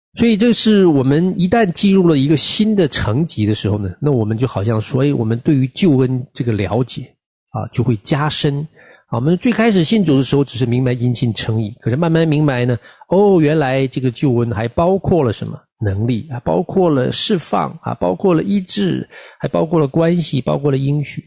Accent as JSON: {"language": "Chinese", "country": "China", "moved": "yes", "said": "我们这个特别从大陆出来的群体"}